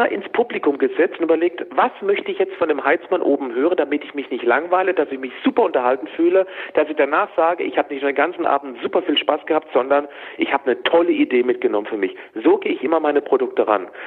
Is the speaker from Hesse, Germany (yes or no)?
no; Freiburg, Baden-Württemberg, Germany; also born or lived in Hamburg; auch 13 Jahre lang gelebt, bevor ich mit der Family vor drei Jahren wieder in meine Heimat in den Schwarzwald nach Freiburg gezogen bin, da wo immer schön Wetter ist.